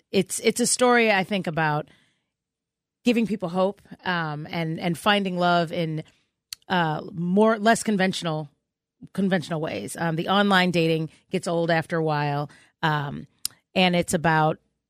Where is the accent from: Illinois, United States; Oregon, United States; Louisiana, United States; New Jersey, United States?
Illinois, United States; Chicago; I'm from Chicago